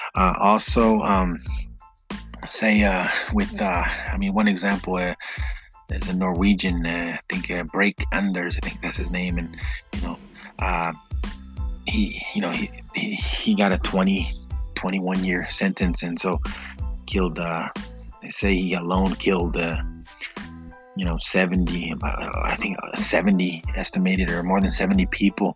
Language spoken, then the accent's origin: English; United States; I grew up in the United States